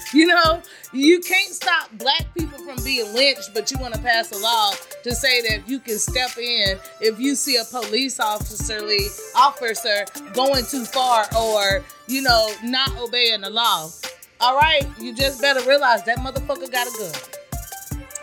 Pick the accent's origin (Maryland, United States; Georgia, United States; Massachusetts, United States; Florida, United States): Georgia, United States; Georgia. Sorry, my hometown